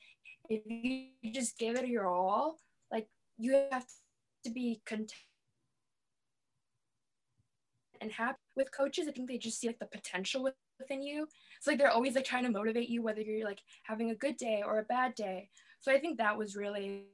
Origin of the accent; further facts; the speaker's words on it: Wheeling, United States; I am from Wheeling. I have been in the same house. I've been in the same place my entire life